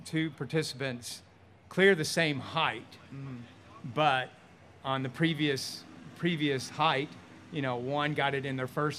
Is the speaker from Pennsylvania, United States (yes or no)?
no; Memphis, Tennessee, United States; I'm from Memphis, Tennessee